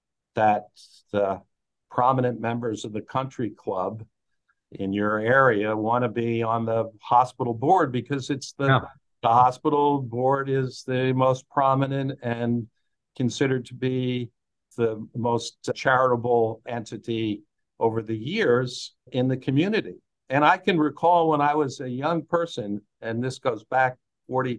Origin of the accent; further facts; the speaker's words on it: Lehigh Valley, Pennsylvania, United States; I'm from the Lehigh Valley area of Pennsylvania